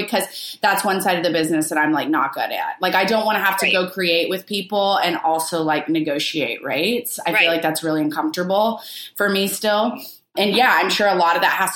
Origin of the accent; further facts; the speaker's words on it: Arkansas, United States; moved away as an adult; now in New York, United States; I'm from Arkansas